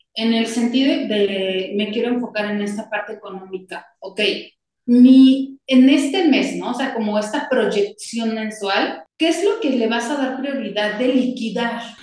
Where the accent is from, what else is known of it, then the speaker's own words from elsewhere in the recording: Mexico; como mexicanos tenemos